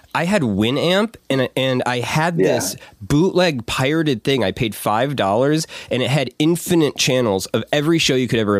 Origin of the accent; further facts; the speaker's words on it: Wisconsin, United States; because I'm from Wisconsin